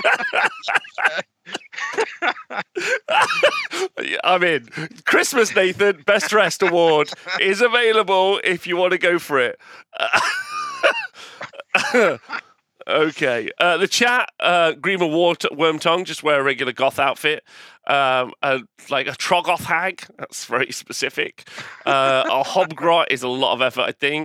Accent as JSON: {"language": "English", "region": "England", "country": "United Kingdom", "said": "I'm an English fella going over to the American scene"}